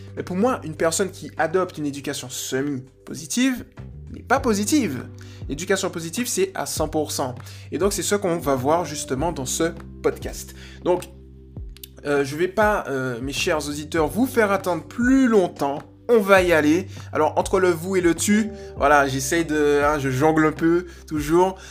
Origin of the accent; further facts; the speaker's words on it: Guadeloupe; je viens de Guadeloupe